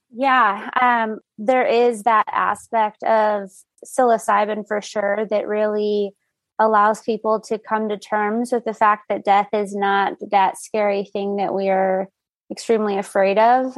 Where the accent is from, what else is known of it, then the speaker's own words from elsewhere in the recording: El Paso, Texas, United States; I grew up in El Paso